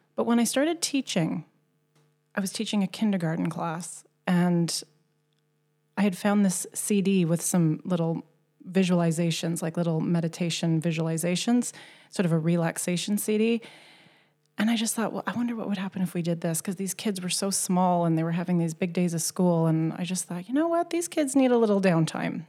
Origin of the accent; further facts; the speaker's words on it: Canada; moved away as an adult; now in Gothenburg, Sweden; I was born and raised in Canada.